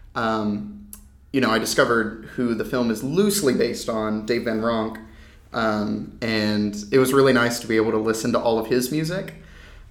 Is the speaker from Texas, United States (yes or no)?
yes; Texas, United States; moved away as an adult; now in Washington, United States; I was back in Texas. I'm from Texas originally.